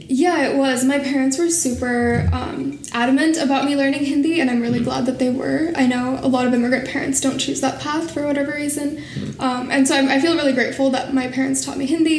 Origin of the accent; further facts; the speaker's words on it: Bay Area, California, United States; moved away as an adult; also born or lived in Washington State; now in Washington, D.C., United States; growing up in the Bay Area